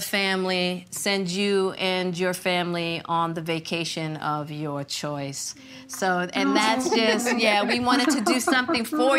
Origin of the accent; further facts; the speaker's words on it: Baltimore, Maryland, United States; growing up in Baltimore, I grew up around a lot of Black women that didn't have necessarily resources to give